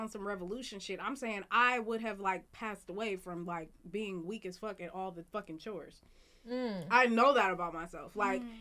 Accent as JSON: {"language": "English", "area": "the Bay Area", "region": "California", "country": "United States", "said": "I'm from the Bay."}